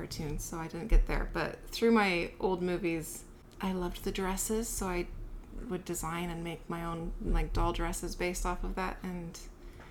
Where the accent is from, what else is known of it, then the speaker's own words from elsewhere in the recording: California, United States; also born or lived in Salt Lake City, Utah / Kansas / Oakland, California; I was born in Salt Lake City and cruelly ripped from my grandmother's arms when they moved to California for better work.